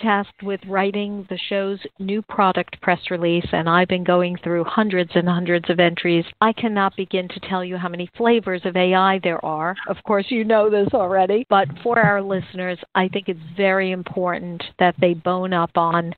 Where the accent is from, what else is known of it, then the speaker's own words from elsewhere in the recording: New York City, New York, United States; Being a kid growing up in New York City